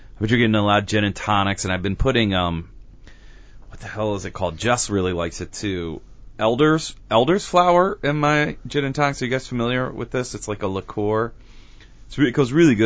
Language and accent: English; Cleveland, Ohio, United States; growing up in Cleveland